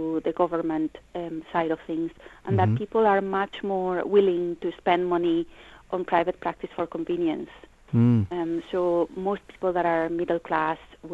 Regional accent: Spain; now in United Kingdom; I'm originally from Spain

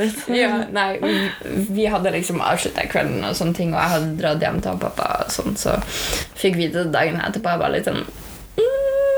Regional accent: Norway; vi har vokst opp i Norge, som er det beste landet å vokse opp

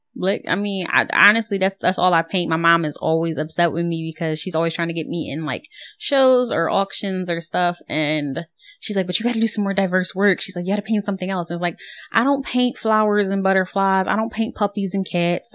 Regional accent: Philadelphia, Pennsylvania, United States; I'm from Philly

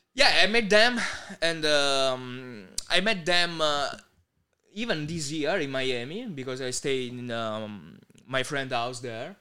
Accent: Southern Italy, Italy; English is a second language; in Italy, especially my hometown

